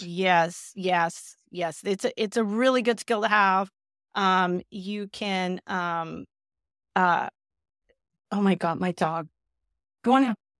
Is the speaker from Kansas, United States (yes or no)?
no; South Bay, Southern California, United States; also born or lived in Glendale, California; I moved to the South Bay, which is, you know, near, uh, L A X and Manhattan Beach and Palos Verdes, um, so that's really where I basically grew up